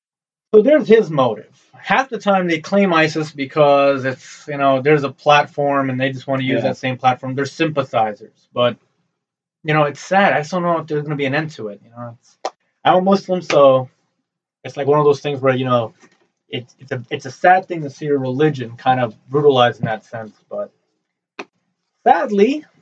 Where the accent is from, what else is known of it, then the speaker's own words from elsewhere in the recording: Newark, New Jersey, United States; I grew up in Newark. Yes. Well, in Newark, you know, if you live in Newark, you will have the elements. Sadly, you know, an Arab kid walking around in Newark, well, you know, it's like kind of asking for it.